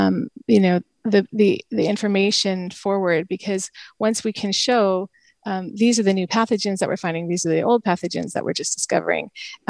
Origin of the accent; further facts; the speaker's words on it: Bay Area, California, United States; moved away as an adult; also born or lived in upstate New York; But I was from the Bay Area